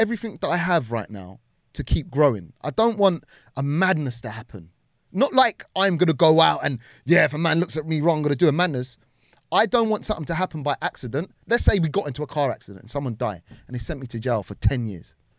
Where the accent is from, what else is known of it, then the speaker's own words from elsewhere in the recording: Wembley, London, United Kingdom; also born or lived in Harrow; I'm Harrow, yeah, borders Wembley. I spent a lot of my time growing up in Wembley